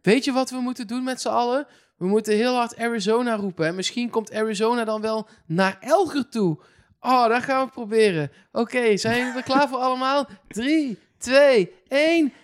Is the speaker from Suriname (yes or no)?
no; Eindhoven, North Brabant, Netherlands; Ik kom zelf uit Eindhoven.